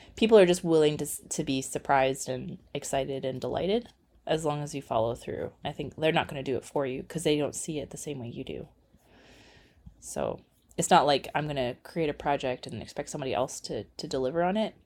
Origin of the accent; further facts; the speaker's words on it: Edmonton, Alberta, Canada; also born or lived in Calgary / Nova Scotia; I was born in Calgary, raised in Edmonton